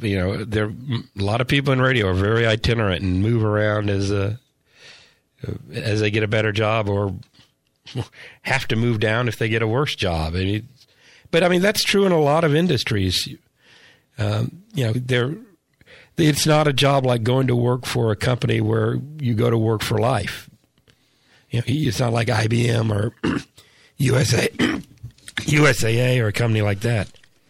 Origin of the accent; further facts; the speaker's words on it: Corpus Christi, Texas, United States; I grew up in Corpus Christi.